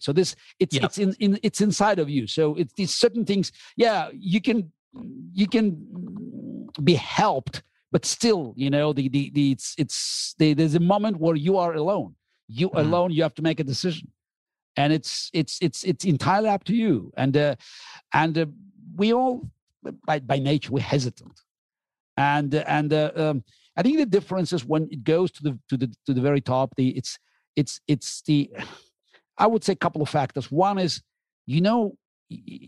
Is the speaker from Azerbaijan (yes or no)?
yes; Baku, Azerbaijan; moved away as an adult; also born or lived in Russia; now in New York, United States; I grew up in the Soviet Union